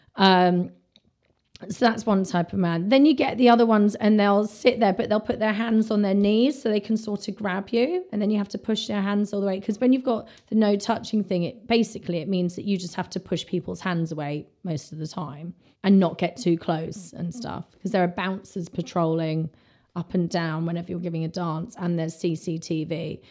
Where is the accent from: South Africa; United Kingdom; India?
United Kingdom; London; I'm from London